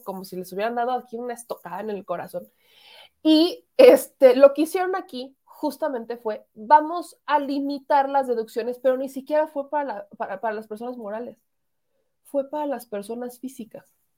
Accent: Puebla, Mexico; quienes somos poblanos

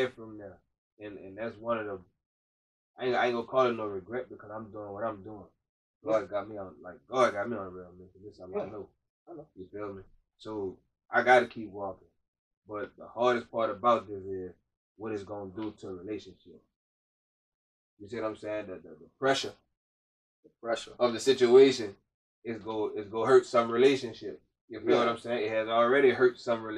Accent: Brunswick, United States; I'm born and raised in Brunswick

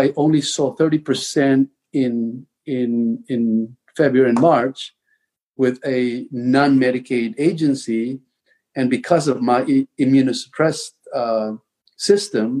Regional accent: Tabango, Eastern Visayas, Philippines; I was born and raised in the Philippines

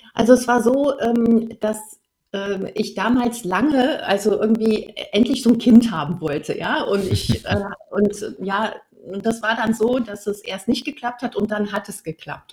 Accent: North Rhine-Westphalia, Germany; moved away as an adult; now in Swabia, Germany; ursprünglich komme ich aus Nordrhein-Westfalen. Also ich bin sozusagen eine Rheinländerin und jetzt bin ich Wahlschwäbin seit hm. 2006.

